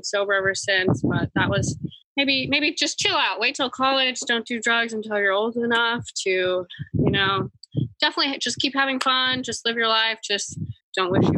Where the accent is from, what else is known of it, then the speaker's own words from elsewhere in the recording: Los Angeles, California, United States; I grew up in West Hollywood, LA, Beverly Hills